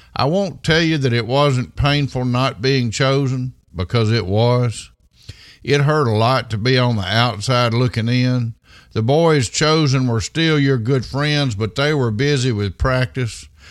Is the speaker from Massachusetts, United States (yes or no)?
no; Meadville, Mississippi, United States; I grew up in Meadville, Mississippi, a small town of about three hundred people in the southwest corner of the state